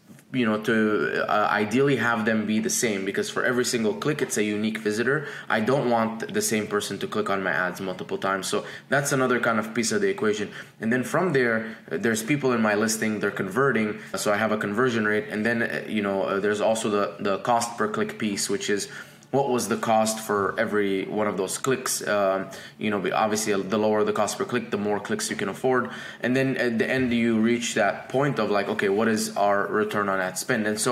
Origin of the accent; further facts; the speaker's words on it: Dubai, United Arab Emirates; moved away as an adult; also born or lived in Egypt; now in United States; I was born in Egypt, raised in Dubai, came to America in 2011 to become a chemical engineer